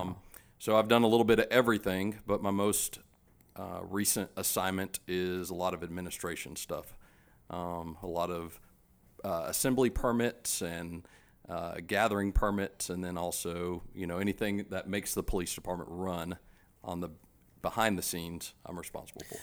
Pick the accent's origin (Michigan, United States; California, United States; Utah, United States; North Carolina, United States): North Carolina, United States; Charlotte; I grew up here in Charlotte